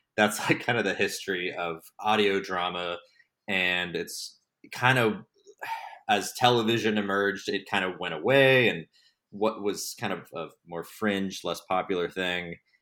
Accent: Texas, United States; moved away as an adult; now in Los Angeles, United States; I'm from Texas originally. I moved out to Los Angeles in twenty fourteen to work in television

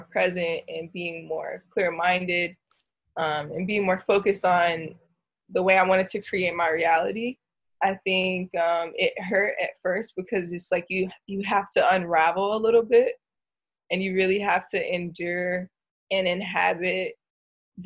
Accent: Gainesville, Georgia, United States; now in Southern California, United States; I'm from Gainesville, Georgia.

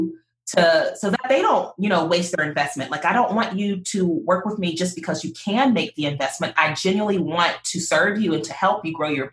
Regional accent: Pittsburgh, Pennsylvania, United States; moved away; I'm originally from Pittsburgh

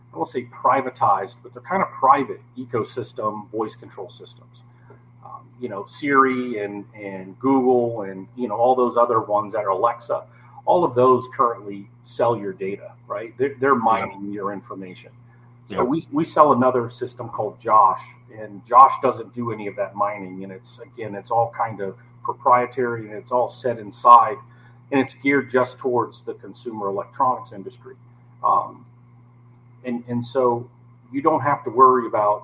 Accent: Naples, Florida, United States; also born or lived in Copeland, Florida / Everglades City, Florida; I grew up here in Naples

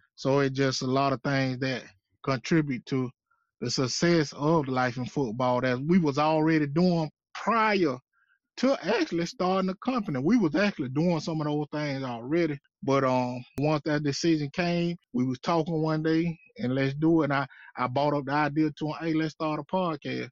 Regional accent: Quincy, Florida, United States; I grew up in Quincy, Florida

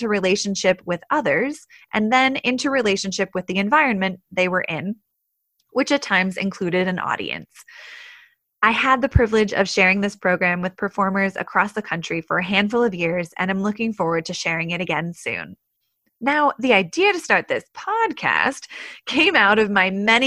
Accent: Portland, Oregon, United States; moved away as an adult; also born or lived in New York City / Colorado; I grew up in the Pacific Northwest in Portland, Oregon, where I spent most of my childhood

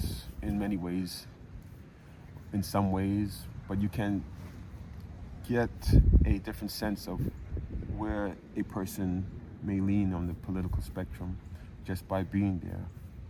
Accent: New York City, New York, United States; moved away as an adult; now in Florida, United States; I come down from New York to Florida, and half of the people I meet are New Yorkers of the type that I grew up

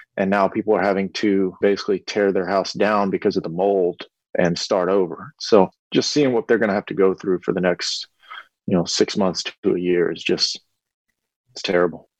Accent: Lake Charles, Louisiana, United States; my hometown and the surrounding areas

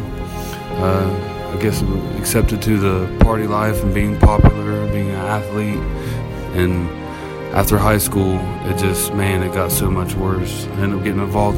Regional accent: Chillicothe, Ohio, United States; I'm from Chillicothe, Ohio

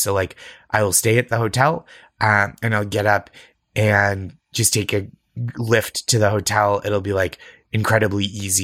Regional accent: New England, United States; I grew up in New England.

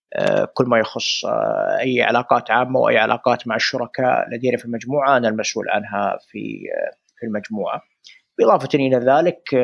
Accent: Saudi Arabia; عندنا في السعوديه

